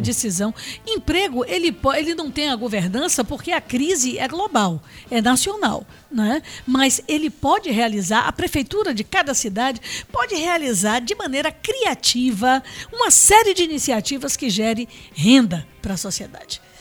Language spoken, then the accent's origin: Portuguese; Salvador, Bahia, Brazil; eu amo minha cidade, amo minha terra